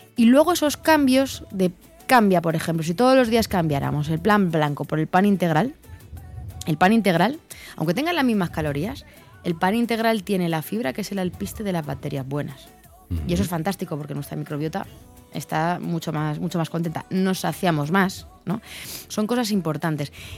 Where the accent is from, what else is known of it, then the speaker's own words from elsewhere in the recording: Belmonte, Castilla-La Mancha, Spain; now in Madrid, Spain; Vivo en Madrid, pero soy de Cuenca. Soy de un pueblo que se llama Belmonte